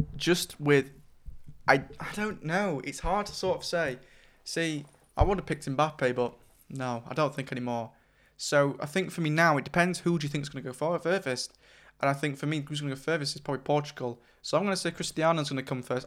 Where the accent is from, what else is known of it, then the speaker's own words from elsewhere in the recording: England, United Kingdom; we're English